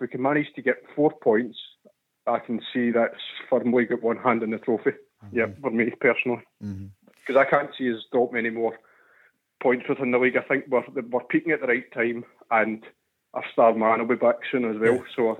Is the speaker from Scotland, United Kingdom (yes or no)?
yes; Scotland, United Kingdom; we're Scottish people.